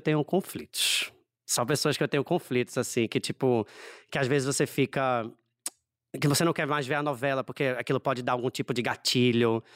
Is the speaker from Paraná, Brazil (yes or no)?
no; Recife, Pernambuco, Brazil; accent: Nordestino; Recifense, cem por cento recifense. Meus pais são da Paraíba, mas eu nasci no Recife já.